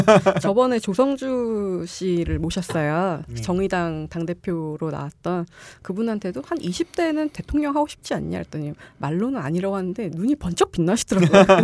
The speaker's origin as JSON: {"language": "Korean", "region": "Yeongnam", "country": "South Korea", "tie": "born or raised there", "said": "저는 이제 영남 출신인데"}